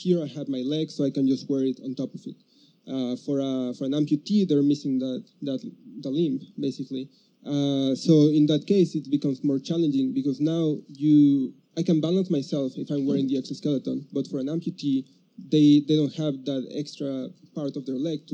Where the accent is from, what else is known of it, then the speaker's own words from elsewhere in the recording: Mexico; moved away as an adult; now in Dallas, United States; I come from Mexico